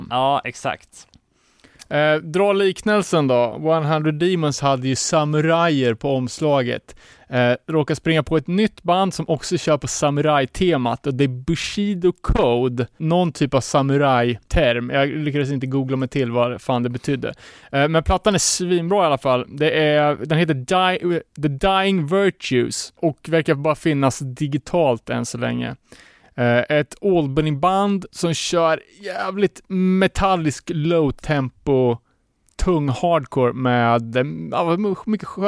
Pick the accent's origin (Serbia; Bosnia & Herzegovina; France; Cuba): Cuba; now in Sweden; och jag är från Kuba.